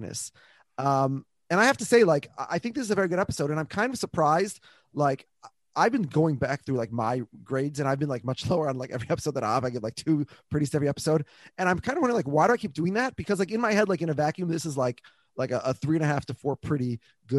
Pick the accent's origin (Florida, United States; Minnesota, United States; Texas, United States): Minnesota, United States; I grew up in Minnesota